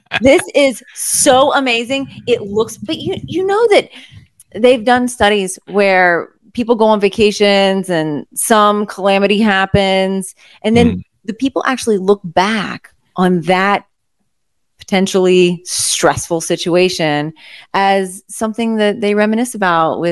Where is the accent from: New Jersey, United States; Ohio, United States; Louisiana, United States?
Louisiana, United States; I'm from Louisiana